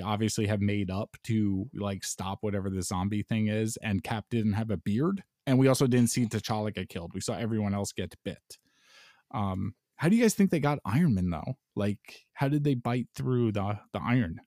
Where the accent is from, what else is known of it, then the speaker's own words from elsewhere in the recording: New York, United States; I'm a New Yorker